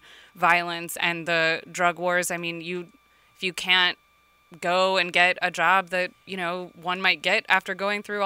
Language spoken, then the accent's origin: English; suburb of Houston, Texas, United States; moved away; I grew up down in Texas where in like a suburb of Houston